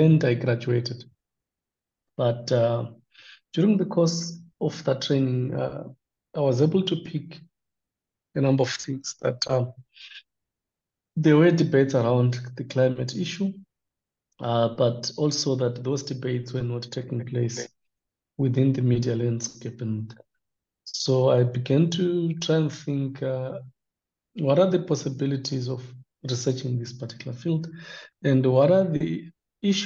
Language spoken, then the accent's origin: English; Midlands, Zimbabwe; I grew up in the Midlands province of Zimbabwe